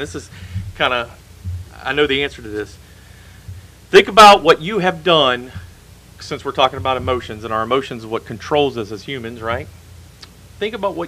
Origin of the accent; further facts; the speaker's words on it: United States; The country that I grew up in has gone away